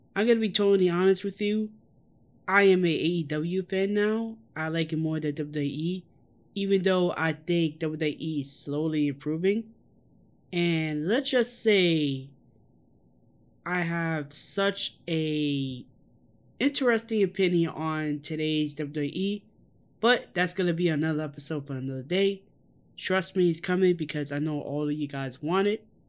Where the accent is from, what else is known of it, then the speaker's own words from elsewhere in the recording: New York City, New York, United States; Growing up in the South Bronx, literally in the shadows in Yankee Stadium